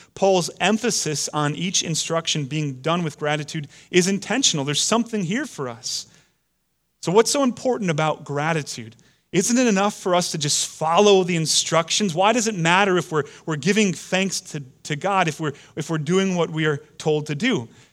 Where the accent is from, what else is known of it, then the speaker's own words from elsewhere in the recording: United States; we Americans have historically been against the, the reign and rule of, of kings and queens over us, it's kind of part of our D N